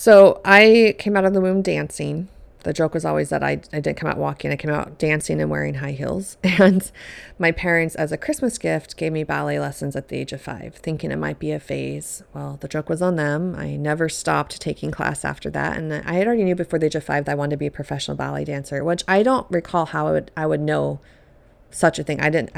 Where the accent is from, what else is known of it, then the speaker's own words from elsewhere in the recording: Colorado, United States; I grew up in Colorado, in a home with eight people total. There's six kids. I was number four.